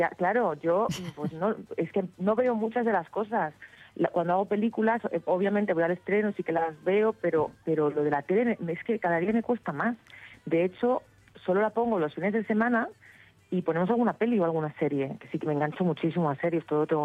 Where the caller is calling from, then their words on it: Seville, Andalusia, Spain; Hola Patricia … de Sevilla.